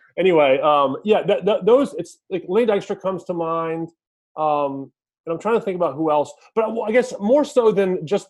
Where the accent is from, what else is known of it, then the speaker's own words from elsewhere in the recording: Virginia, United States; Danny McBride, who, you know, shout out to Danny McBride, you know, is from my hometown in Virginia.